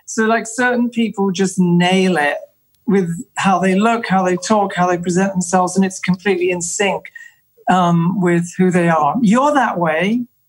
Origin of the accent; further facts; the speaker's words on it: England, United Kingdom; moved away; I'm English